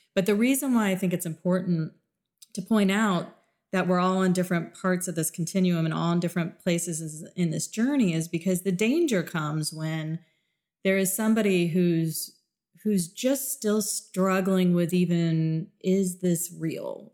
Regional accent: South Florida, United States; moved away; also born or lived in Midwest; I grew up in a very, very diverse world because I grew up in South Florida

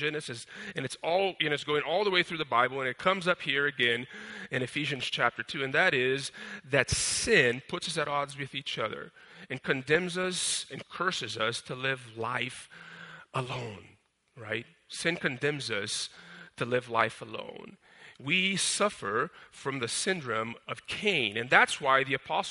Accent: Brazil; moved away; I grew up in Brazil

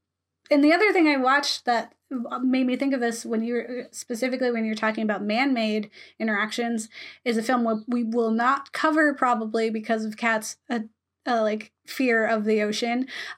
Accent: Florida, United States; Again, I'm from Florida. I like grew I up hate on the beach. Beach. But yes. Grew up on the beach.

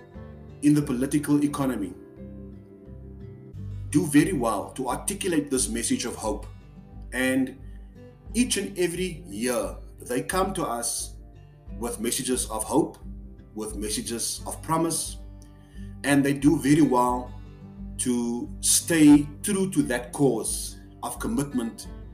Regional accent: South Africa; I'm from South Africa.

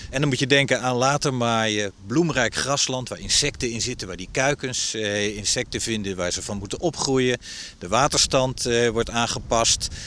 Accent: Netherlands; voor ons als Nederlanders

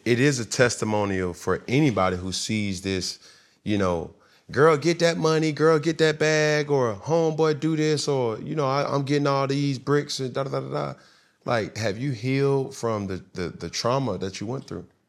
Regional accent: Atlanta, Georgia, United States; moved away as an adult; also born or lived in Alabama / Texas / Florida; I was from Atlanta

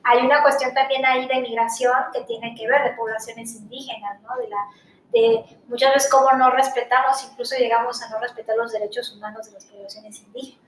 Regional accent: Mexico; yo soy una mujer, soy mexicana, soy joven

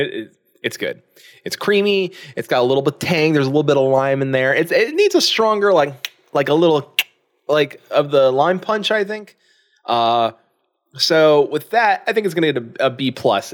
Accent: Florida, United States; moved away as an adult; now in Indiana, United States; I am from Florida

